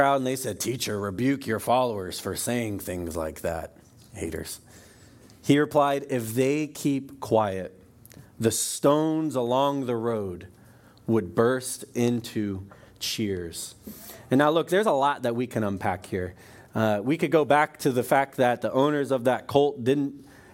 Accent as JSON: {"language": "English", "region": "Florida", "country": "United States", "said": "I'm from Florida"}